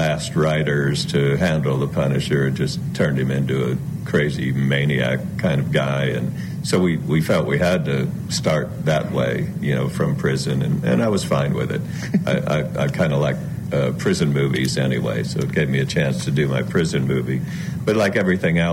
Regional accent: South Florida, United States; moved away; I grew up in South Florida, and I was still in South Florida at that time

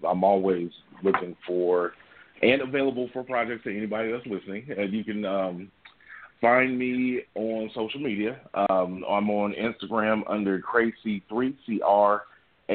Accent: Los Angeles, California, United States; moved away as an adult; now in Las Vegas, United States; I am originally from Los Angeles. Born, bred, and raised

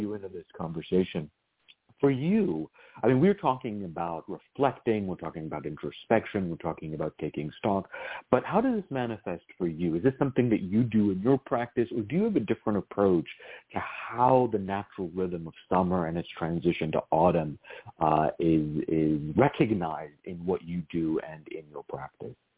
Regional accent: Virginia, United States; I grew up in Virginia

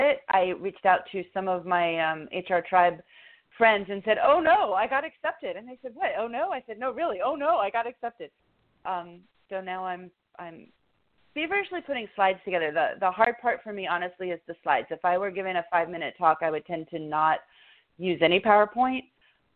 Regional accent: D.C., Maryland suburbs of Washington, United States; moved away as an adult; now in Washington, D.C., United States; I always had said I was from Washington, but really I was from the Maryland suburbs

